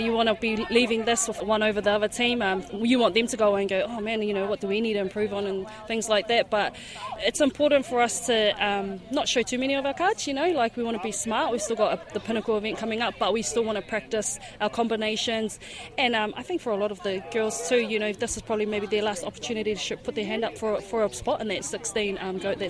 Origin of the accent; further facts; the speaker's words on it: Auckland, New Zealand; I'm born and bred in Auckland